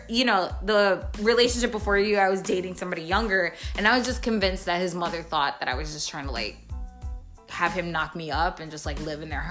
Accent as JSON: {"language": "English", "region": "New York", "country": "United States", "moved": "yes", "said": "I'm from New York"}